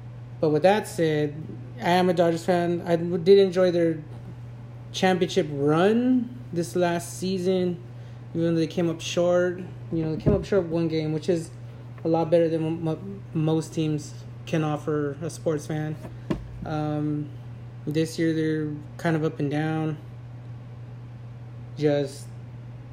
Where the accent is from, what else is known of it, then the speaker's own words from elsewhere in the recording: California, United States; I was born and raised in California